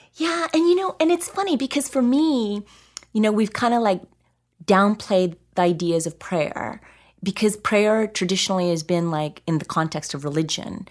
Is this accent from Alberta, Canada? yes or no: yes; Alberta, Canada; I grew up in Alberta